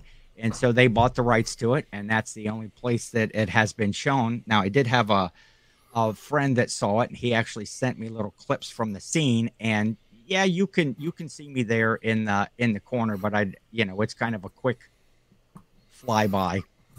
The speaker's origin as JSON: {"language": "English", "area": "near Cleveland", "region": "Ohio", "country": "United States", "tie": "born or raised there"}